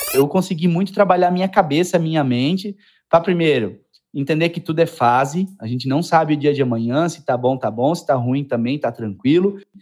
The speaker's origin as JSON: {"language": "Portuguese", "town": "Indaial", "region": "Santa Catarina", "country": "Brazil"}